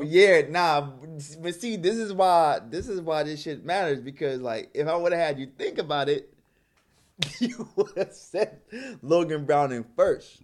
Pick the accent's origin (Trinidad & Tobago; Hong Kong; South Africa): Trinidad & Tobago; moved away; also born or lived in New York; I grew up in Trinidad